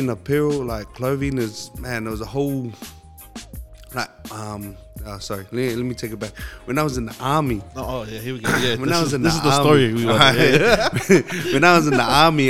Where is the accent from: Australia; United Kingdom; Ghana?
Australia; Sydney, New South Wales; also born or lived in New Zealand; I was born in New Zealand. Yeah. Moved over to Australia 2005